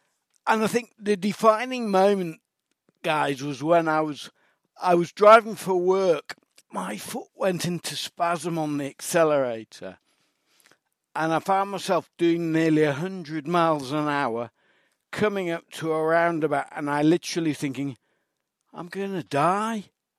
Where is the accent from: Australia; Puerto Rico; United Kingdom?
United Kingdom; Manchester, North West England; accent: Mancunian; used to speak with a strong Mancunian accent that I picked up in primary school.